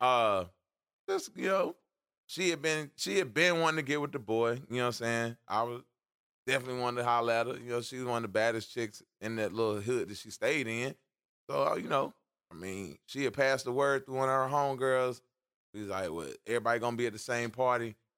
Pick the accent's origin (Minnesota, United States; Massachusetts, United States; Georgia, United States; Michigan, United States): Georgia, United States; Atlanta; moved away; I grew up in Atlanta